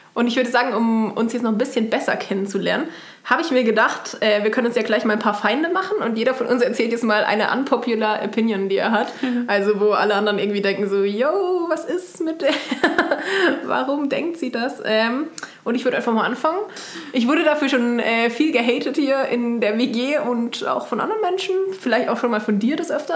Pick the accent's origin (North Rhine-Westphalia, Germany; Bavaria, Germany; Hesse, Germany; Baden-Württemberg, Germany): Baden-Württemberg, Germany; now in Kassel, Germany; ich komme aus Baden ursprünglich